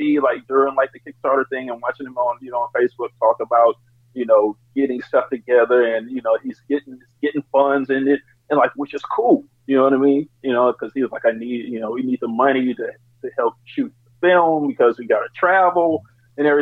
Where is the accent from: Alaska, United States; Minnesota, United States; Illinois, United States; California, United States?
California, United States; Oakland; I'm from Oakland.